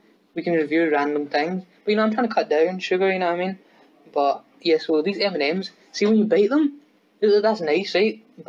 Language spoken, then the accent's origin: English; Erskine, Scotland, United Kingdom; where I'm from Erskine